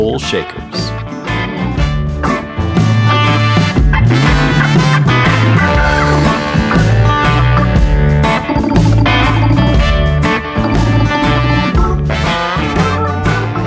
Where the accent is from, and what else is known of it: Canada; moved away as an adult; now in Nashville, United States